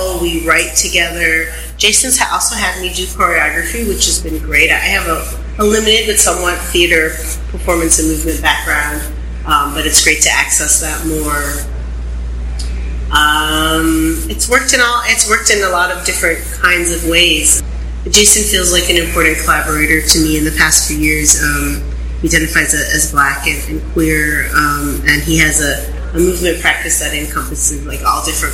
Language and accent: English; Buffalo, New York, United States; now in New Orleans, United States; I grew up in Buffalo